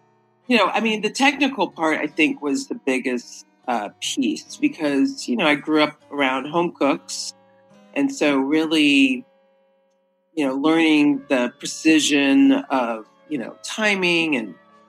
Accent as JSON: {"language": "English", "region": "East Coast", "country": "United States", "said": "I spent 10 years on the East Coast first. Because I'm from the East Coast. I really wanted to make it in New York."}